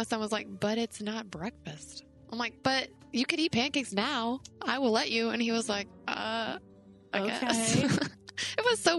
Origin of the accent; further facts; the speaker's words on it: Texas, United States; I am from Texas, but I don't have a horse.